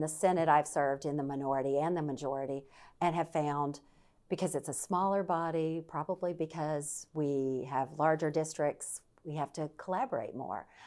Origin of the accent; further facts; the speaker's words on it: Deep South, United States; now in Virginia, United States; I'm from the Deep South. I grew up around guns.